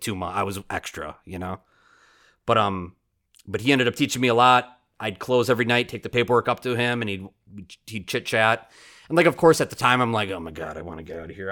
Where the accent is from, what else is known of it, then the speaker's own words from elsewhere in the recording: Oshkosh, Wisconsin, United States; born and raised in Oshkosh, and, like, born in the eighties and raised in Oshkosh